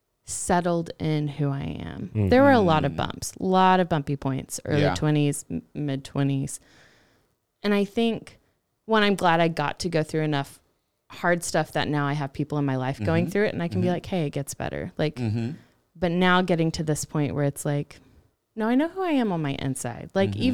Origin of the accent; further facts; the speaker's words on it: North Carolina, United States; born there; also born or lived in Missouri / Georgia / Texas; Ooh, I was born in North Carolina.